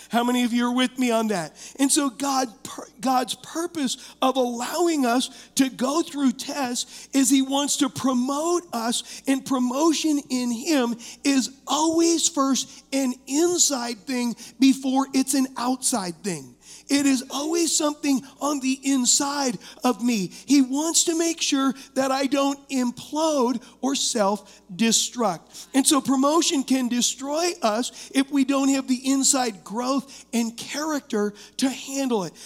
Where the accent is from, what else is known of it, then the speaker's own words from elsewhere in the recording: United States; as American Christians